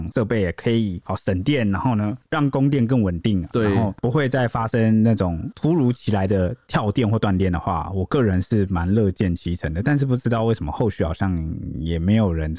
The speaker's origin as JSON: {"language": "Chinese", "country": "Taiwan", "said": "我们台湾人"}